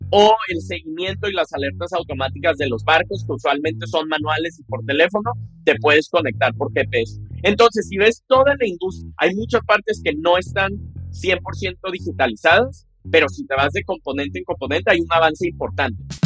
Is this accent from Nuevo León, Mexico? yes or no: yes; Monterrey, Nuevo León, Mexico; Entonces yo crecí en Monterrey, apasionado por la tecnología.